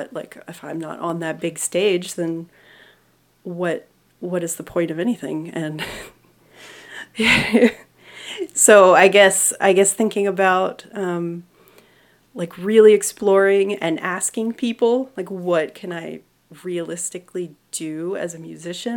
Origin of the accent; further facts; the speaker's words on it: Florida, United States; now in Georgia, United States; I'm from Florida originally